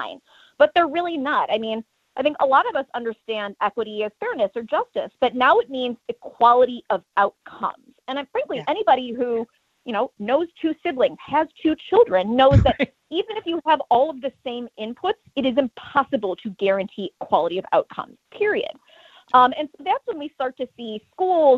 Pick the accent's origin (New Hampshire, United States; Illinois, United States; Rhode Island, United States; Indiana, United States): Illinois, United States; Chicago; moved away; I'm from Chicago originally